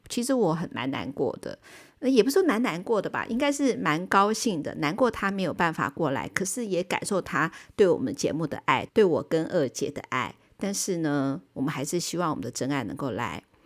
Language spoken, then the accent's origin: Chinese; Taiwan; 日本永远都是我们台湾人的后花园